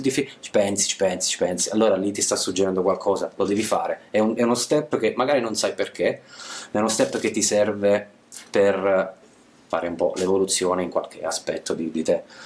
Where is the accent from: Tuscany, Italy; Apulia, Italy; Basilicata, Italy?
Basilicata, Italy; moved away as an adult; also born or lived in central-northern Italy; io ho sempre vissuto, sono della Basilicata, studiato, sono laureato, ho lavorato fuori, eh, centro-nord Italia, e tornerò in Basilicata